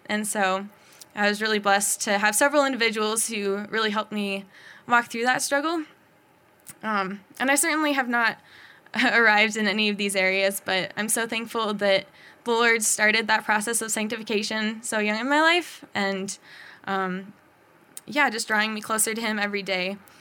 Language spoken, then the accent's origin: English; Bozeman, Montana, United States; born and raised in Bozeman